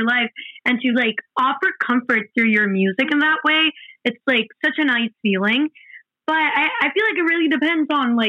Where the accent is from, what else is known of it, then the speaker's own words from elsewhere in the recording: Mexico; English is a second language; we're from Mexico, right? And we live in Mexico. We went 3 months to New Jersey. That has been our longest time away from home.